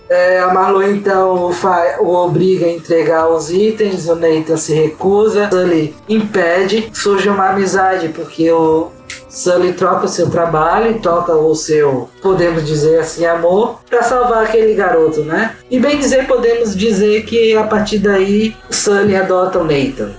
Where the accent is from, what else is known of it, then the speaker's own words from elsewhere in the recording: Brazil; nós somos brasileiros